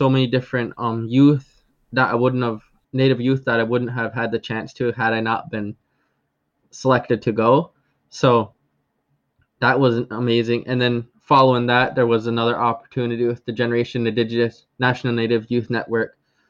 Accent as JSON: {"language": "English", "town": "Akwesasne", "region": "New York", "country": "United States", "said": "I'm from the Akwesasne community, which actually straddles the U.S.-Canadian border, with it residing in New York State, as well as the province of Ontario and the province of Quebec."}